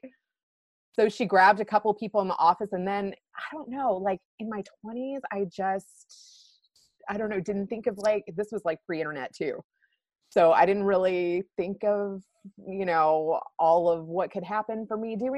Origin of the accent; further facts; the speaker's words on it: Kentucky, United States; moved away as an adult; also born or lived in Chicago; I'm a small town girl from Kentucky